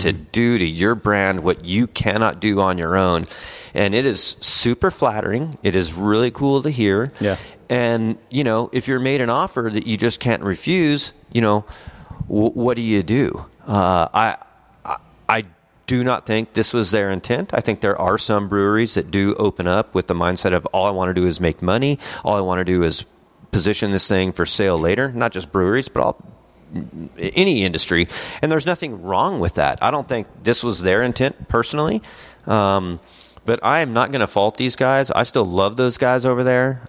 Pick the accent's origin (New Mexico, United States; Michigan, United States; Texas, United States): Texas, United States; El Paso; moved away as an adult; also born or lived in Lubbock, Texas; now in Dallas, United States; I'm originally from El Paso, Texas